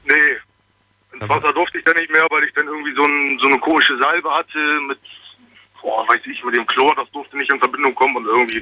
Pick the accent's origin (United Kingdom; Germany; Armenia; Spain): Germany; Bremen; Ich komme eigentlich aus Bremen aber ich bin gerade unterwegs Richtung Trier